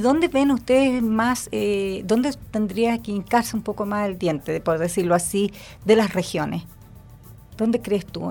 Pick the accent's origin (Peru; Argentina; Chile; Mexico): Chile; nosotros como chilenos